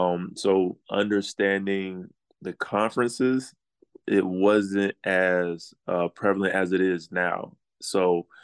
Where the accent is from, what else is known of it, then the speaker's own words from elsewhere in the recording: Atlanta, Georgia, United States; So I'm from Atlanta. I was born in Atlanta. My oldest brother lived in Atlanta at that time.